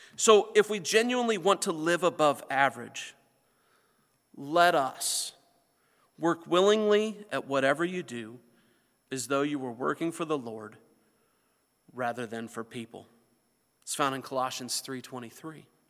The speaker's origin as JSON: {"language": "English", "region": "north central Indiana", "country": "United States", "tie": "born or raised there", "moved": "yes", "said": "my hometown, where I come from, where my family still lives, is in north central Indiana."}